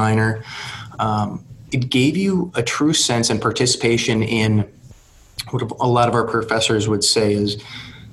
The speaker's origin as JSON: {"language": "English", "town": "Aberdeen", "region": "South Dakota", "country": "United States", "tie": "born or raised there", "also_born_or_lived": "Hillsdale, Michigan / Washington, D.C.", "said": "Born and raised in Aberdeen"}